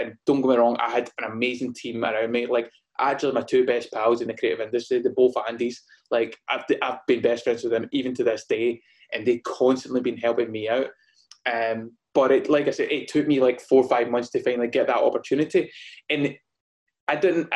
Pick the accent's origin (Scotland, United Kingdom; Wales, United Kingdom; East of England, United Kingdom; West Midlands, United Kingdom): Scotland, United Kingdom; Gourock; moved away as an adult; also born or lived in London; so I'm based in a place called Gourock in Scotland. So it's about 45 minutes away from Glasgow. It's a little beautiful coastal town, and I kind of grew up around here